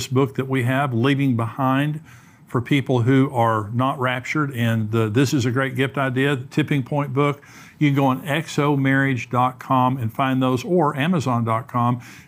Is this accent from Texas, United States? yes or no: yes; West Texas, United States; I grew up in West Texas.